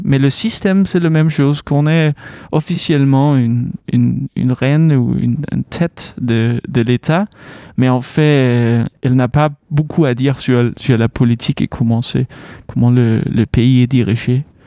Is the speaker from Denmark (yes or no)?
yes; Aarhus, Central Denmark Region, Denmark; French is a second language; now in Caen, France; Le, le Jutland, c'est d'où je viens, de Aarhus